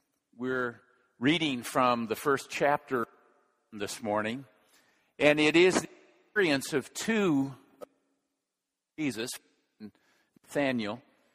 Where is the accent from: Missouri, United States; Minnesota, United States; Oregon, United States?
Minnesota, United States; moved away; I grew up in Minnesota